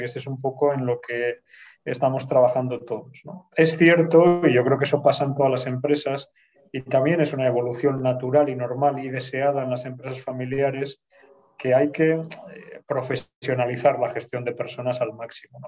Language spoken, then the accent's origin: Spanish; Bilbao, Basque Country, Spain; moved away as an adult; now in Madrid, Spain; yo soy de Bilbao